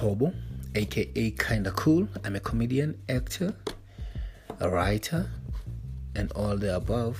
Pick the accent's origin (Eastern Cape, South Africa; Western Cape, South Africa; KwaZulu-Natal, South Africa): Eastern Cape, South Africa; I am from Eastern Cape, South Africa. A young, vibrant guy